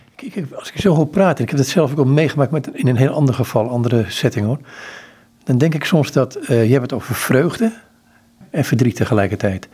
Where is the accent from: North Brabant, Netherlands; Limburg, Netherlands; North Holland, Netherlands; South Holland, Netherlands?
North Holland, Netherlands; Amsterdam; also born or lived in Rotterdam; Ik ben in Amsterdam opgegroeid